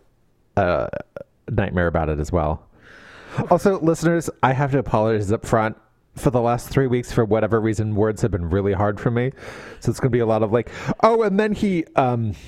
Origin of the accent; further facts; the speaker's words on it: California, United States; I am from California. My T's become D's